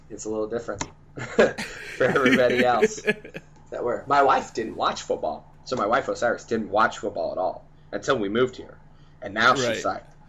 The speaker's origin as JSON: {"language": "English", "town": "Parker", "region": "Arizona", "country": "United States", "tie": "born or raised there", "moved": "as an adult", "lives_now": "Seattle, United States", "said": "growing up in Arizona"}